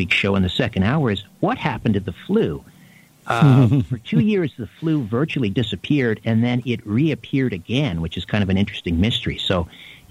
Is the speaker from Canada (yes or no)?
yes; Canada; my upbringing as a Canadian.